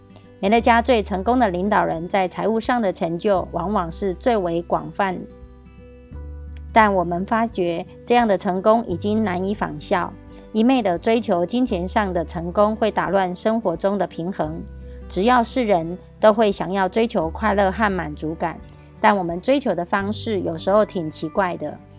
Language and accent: Chinese; Miaoli County, Taiwan; 今天要为大家导读的主题是四大富足快乐的真正概念。